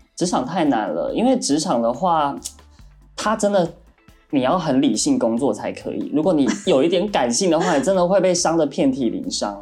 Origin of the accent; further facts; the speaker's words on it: Taiwan; now in Shanghai, China; 因为我是台湾人